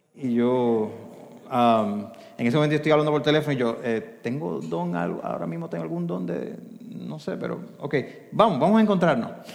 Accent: Arecibo, Puerto Rico; yo soy de Arecibo

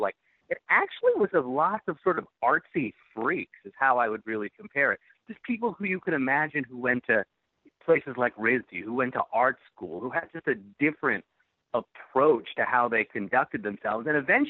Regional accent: New England, United States; because I grew up in New England

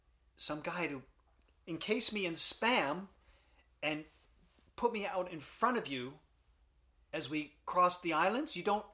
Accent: Hawaii, United States; I was born and raised here.

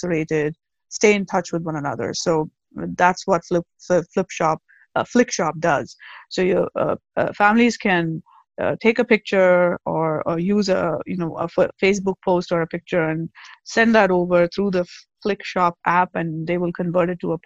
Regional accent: South India, India; moved away as an adult; also born or lived in Agra, India; now in United States; I'm originally from the South

